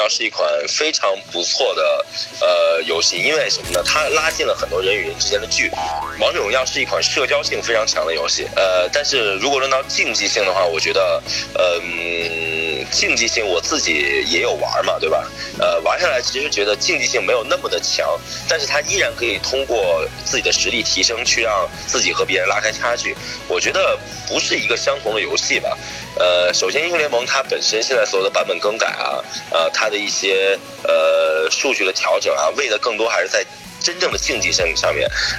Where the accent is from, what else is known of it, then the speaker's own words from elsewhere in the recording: China; 我们中国人更加的擅长于这样的一些东西